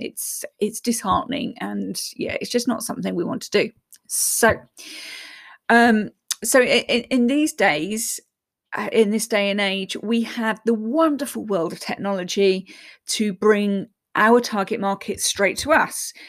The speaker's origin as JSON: {"language": "English", "region": "England", "country": "United Kingdom", "said": "I'm English"}